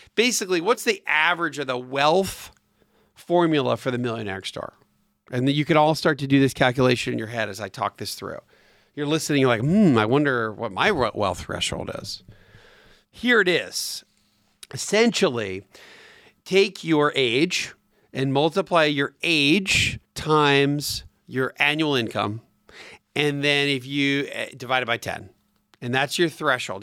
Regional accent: Atlanta, Georgia, United States; my hometown here in Atlanta

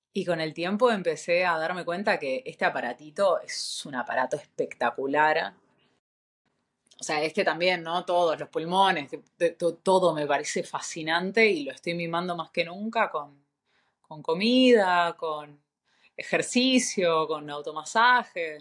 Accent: Buenos Aires, Argentina; moved away as an adult; also born or lived in Chile / Brazil / Europe; nacida en Buenos Aires hace 37 años.

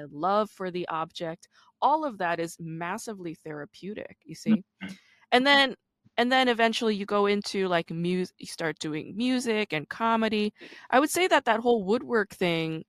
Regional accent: Busan, South Korea; now in United States; I was born in South Korea. I grew up in Busan.

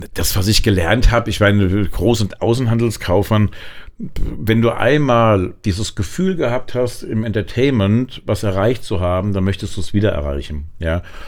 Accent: Aschaffenburg, Bavaria, Germany; moved away as an adult; now in Frankfurt, Germany; Fühle mich auch als Frankfurter, aber gebürtig bin ich Unterfranke in Aschaffenburg

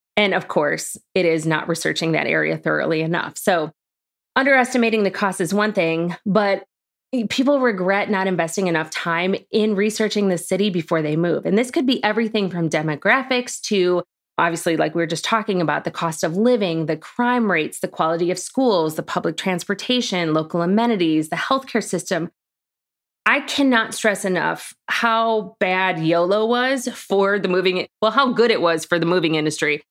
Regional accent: Chicago, Illinois, United States; moved away as an adult; also born or lived in Orland Park, Illinois / New York City / Bloomington, Illinois; now in Charlotte, United States; I grew up in Chicago.

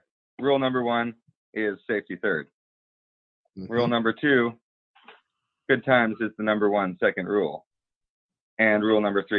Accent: Albuquerque, New Mexico, United States; moved away as an adult; now in Portland, United States; I'm from Albuquerque, New Mexico.

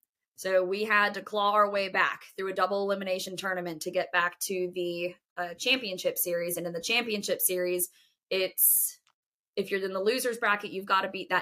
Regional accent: Chicago, Illinois, United States; moved away; I'm from Chicago originally. I was born there

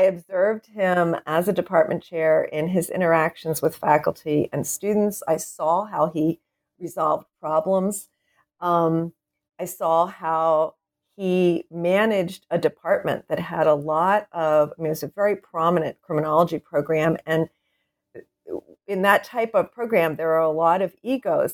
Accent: Wilmington, Delaware, United States; moved away as an adult; also born or lived in Philadelphia, Pennsylvania; I was born and raised in Wilmington, Delaware

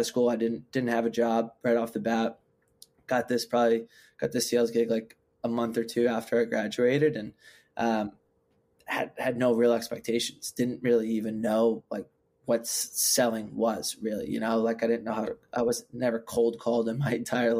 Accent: West Hartford, Connecticut, United States; moved away as an adult; also born or lived in Worcester, Massachusetts; now in Boston, United States; I grew up in West Hartford, Connecticut

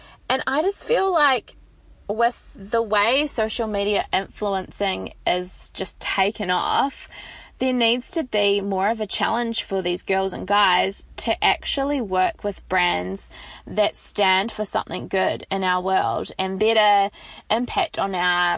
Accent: New Zealand; I am from New Zealand

